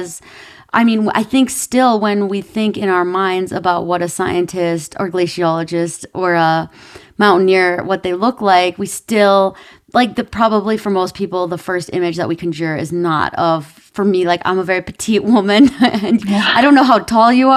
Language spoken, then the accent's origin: English; Minnesota, United States; I grew up in Minnesota, so it was very cold where I grew up